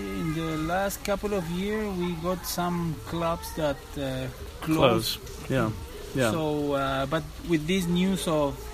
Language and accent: English; Peru; English is a second language; moved away as an adult; also born or lived in Chile; now in Santiago, Chile; I'm from Peru, yeah. But I live here for 20 years